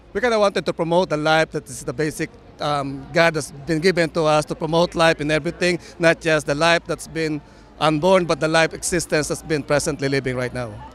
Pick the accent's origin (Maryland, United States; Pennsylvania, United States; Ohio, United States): Maryland, United States; Baltimore; We're from Baltimore, Maryland